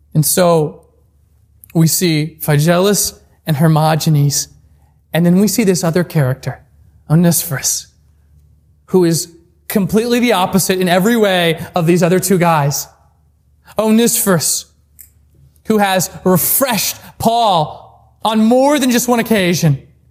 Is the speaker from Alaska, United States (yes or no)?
yes; Alaska, United States; moved away as an adult; I'm back in my home state of Alaska.